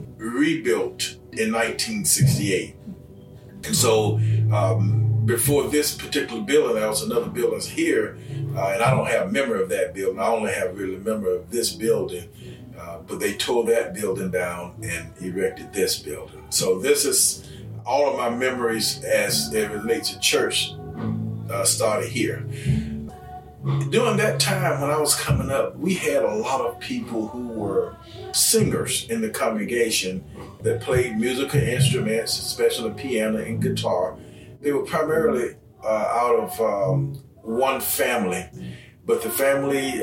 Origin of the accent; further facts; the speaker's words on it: Coy, Alabama, United States; I am from Coy. I grew up here in Coy.